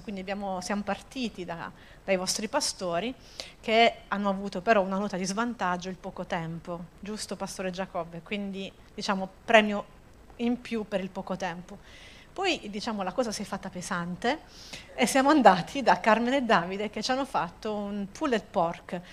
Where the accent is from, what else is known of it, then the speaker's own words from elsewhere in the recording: Apulia, Italy; io da buona pugliese